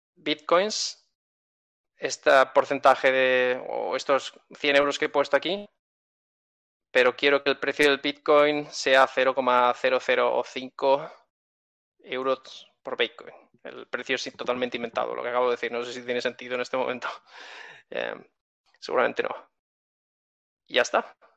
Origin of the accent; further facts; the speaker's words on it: Spain; soy español y tengo cuenta bancaria en España